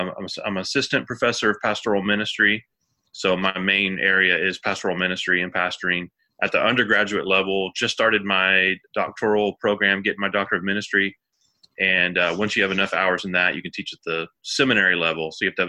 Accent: Houston, Texas, United States; moved away as an adult; also born or lived in Nashville, Tennessee / Vermont; now in Kansas City, Missouri, United States; we're from Houston area originally, but we've lived all over. We planted a church in Nashville, Tennessee. We were in Nashville for 12 years. I pastored a church in Vermont for 6 years. And we just entered our fifth year in Kansas City, Missouri

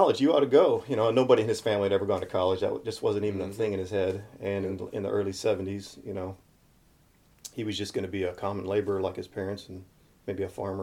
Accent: Carbondale, Illinois, United States; also born or lived in Elkville; I'm from Carbondale. I was born at Carbondale Hospital. Lived here my whole life

